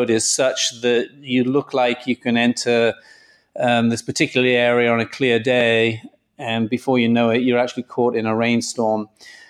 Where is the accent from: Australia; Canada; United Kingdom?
United Kingdom; North East England; accent: Geordie; moved away as an adult; now in United States; I grew up actually in the northeast of England. I'm a Geordie boy